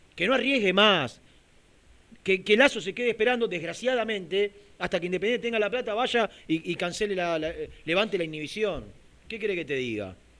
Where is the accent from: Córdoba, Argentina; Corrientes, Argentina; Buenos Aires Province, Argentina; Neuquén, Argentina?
Buenos Aires Province, Argentina; Lanús; yo soy de Lanús